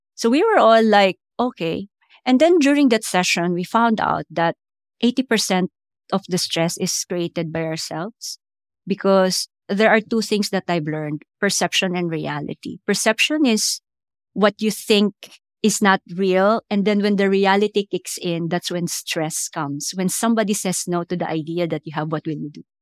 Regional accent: Philippines; moved away as an adult; also born or lived in India / United States; now in London, United Kingdom; I grew up in the American bases because we used to have the U S bases in the Philippines

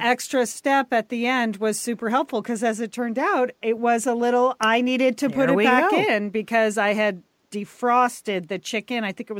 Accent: New England, United States; now in Los Angeles, United States; I'm from New England.

